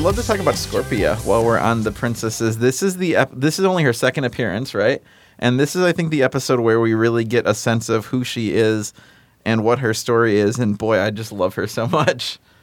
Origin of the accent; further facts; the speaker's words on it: Illinois, United States; also born or lived in Chicago suburbs, Illinois; I moved across the state from the Quad Cities to the Chicago suburbs